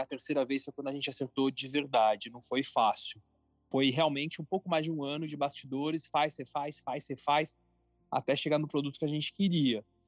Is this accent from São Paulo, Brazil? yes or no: yes; São Paulo, Brazil; also born or lived in Florianópolis; Eu sou de São Paulo, paulistano, morei um ano e meio em Florianópolis, voltei para São Paulo